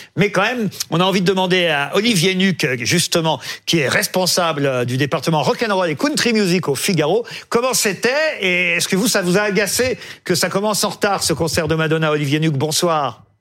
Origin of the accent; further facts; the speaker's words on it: France; chez nous en France